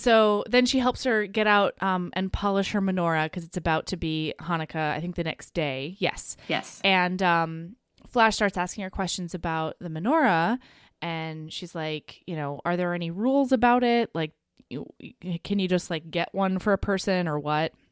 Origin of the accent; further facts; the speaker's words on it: Southern Oregon, United States; I grew up in Southern Oregon